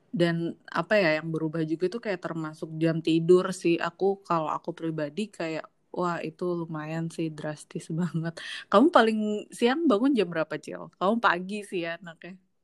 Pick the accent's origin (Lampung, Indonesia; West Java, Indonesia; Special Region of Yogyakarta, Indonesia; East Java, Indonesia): West Java, Indonesia; Depok; aku orang Depok